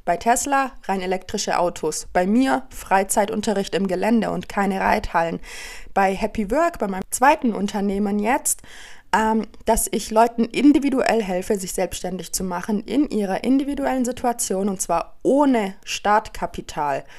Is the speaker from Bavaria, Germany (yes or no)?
yes; Allgäu, Bavaria, Germany; im Dorf, da wo ich herkomme aus dem Allgäu